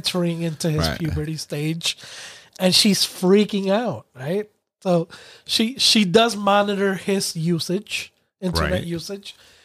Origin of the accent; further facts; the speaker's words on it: New York City, New York, United States; when I grew up in Brooklyn, I lived in an apartment building